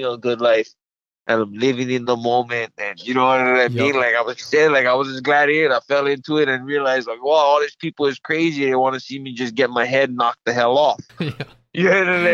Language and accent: English; Hawaii, United States; I'm Hawaiian